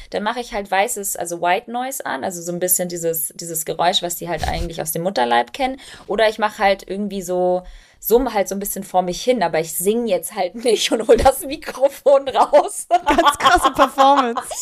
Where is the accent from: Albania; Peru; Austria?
Albania; now in Germany; Ich bin Albanerin, meine Mama hat albanische Kinderlieder gesungen.